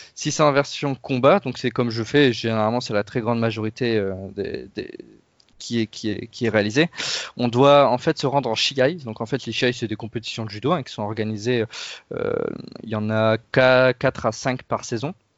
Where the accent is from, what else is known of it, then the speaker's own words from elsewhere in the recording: Pas-de-Calais, near Lens, Hauts-de-France, France; je viens des Hauts-de-France et du Pas-de-Calais plus précisément, juste à côté de Lens